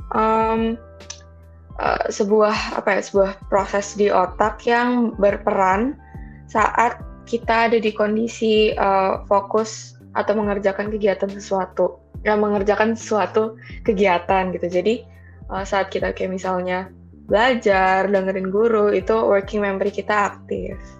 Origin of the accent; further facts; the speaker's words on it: Jakarta, Indonesia; Atau, iya, lahir dan iya, besar iya